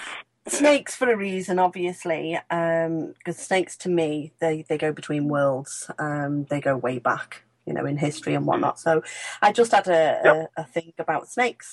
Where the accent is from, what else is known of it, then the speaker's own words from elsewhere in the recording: Ellesmere Port, North West England, United Kingdom; I'm from Cheshire